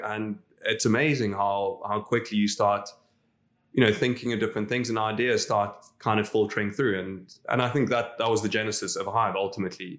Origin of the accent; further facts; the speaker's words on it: South Africa; moved away as an adult; now in Dubai, United Arab Emirates; as a South African, we all follow rugby